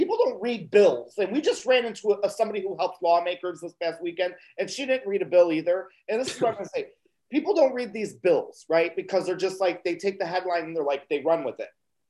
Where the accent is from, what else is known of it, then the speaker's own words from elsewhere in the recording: Illinois, United States; I come from Illinois